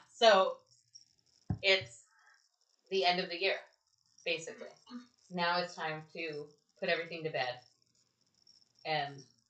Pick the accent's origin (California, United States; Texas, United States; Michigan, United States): Texas, United States; I call it Halloween because I'm from Texas.